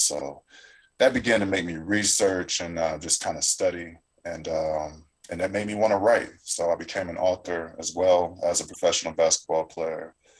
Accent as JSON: {"language": "English", "region": "Florida", "country": "United States", "tie": "born or raised there", "also_born_or_lived": "St. Mary's, Georgia", "said": "I grew up in North Florida. I was born in St. Mary's, Georgia. Both of my parents is in the Navy. I was a Navy kid."}